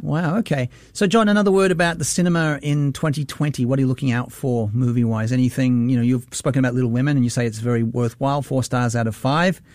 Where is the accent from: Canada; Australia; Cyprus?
Australia; now in Singapore; as an Australian